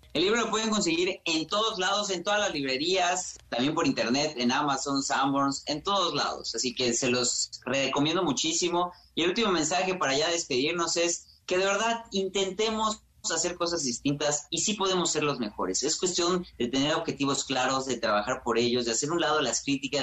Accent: Mexico; entre nosotros como mexicanos

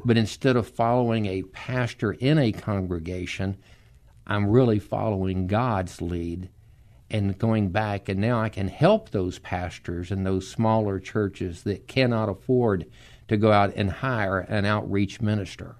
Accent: Dallas, Texas, United States; moved away as an adult; now in San Antonio, United States; I was born and raised in Dallas

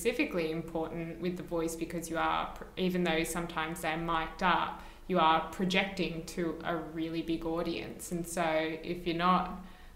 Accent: Australia; as Australian actors and performers, we're often asked to do an American accent

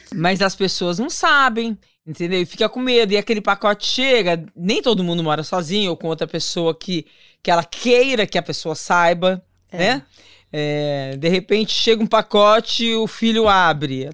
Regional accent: São Paulo, Brazil; tenho 55 anos, sou da cidade de São Paulo

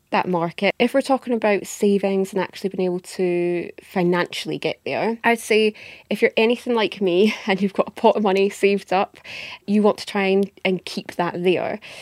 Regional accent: Scotland, United Kingdom; accent: Scottish; also born or lived in Edinburgh; You can tell by my accent, I'm based up in Edinburgh in Scotland.

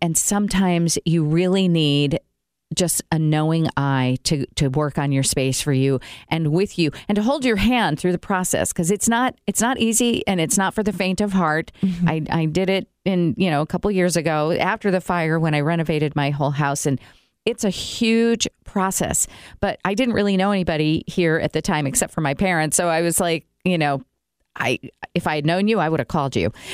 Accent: Elkhart, Indiana, United States; also born or lived in New York; now in Elkhart, United States; I was born in Elkhart Hospital

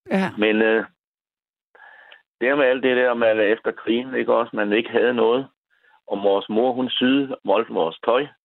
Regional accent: Hårbølle, Zealand, Denmark; Nej, men... jeg var fra Hårbølle.

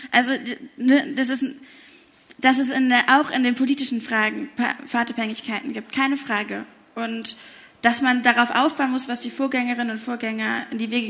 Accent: Hamburg, Germany; wir sind in Hamburg aufgewachsen, wie wird Hamburg einmal aussehen 2050?

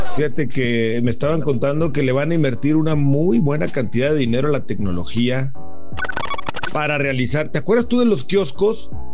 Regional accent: Mexico; como mexicanos

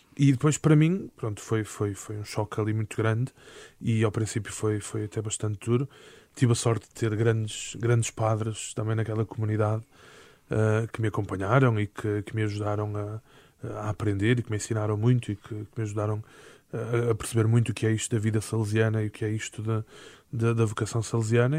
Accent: Porto, Norte, Portugal; born or raised there; moved away as an adult; now in Lisbon, Portugal

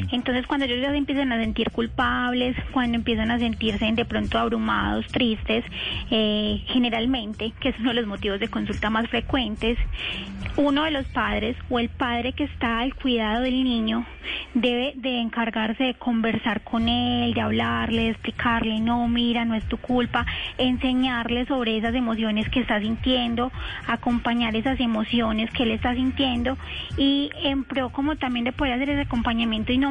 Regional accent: Antioquia, Colombia; accent: paisa; Ay, no, yo soy súper paisa

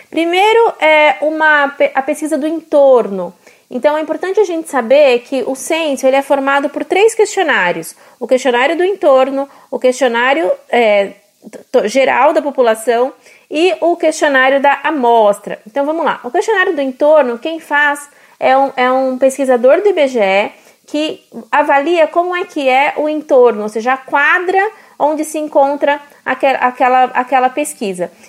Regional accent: Mossoró, Rio Grande do Norte, Brazil; Eu sou de Mossoró, no Rio Grande do Norte, e alguns dias eu vou de carro para o meu trabalho

